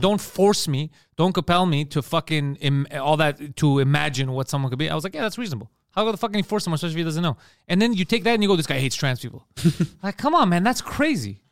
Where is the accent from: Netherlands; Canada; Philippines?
Canada; Park Extension, Quebec; We're from Park X.